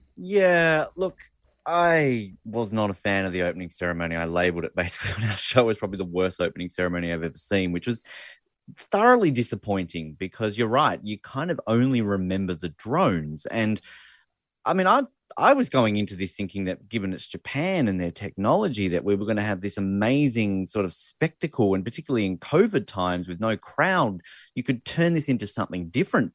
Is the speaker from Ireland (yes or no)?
no; Australia; as an Australian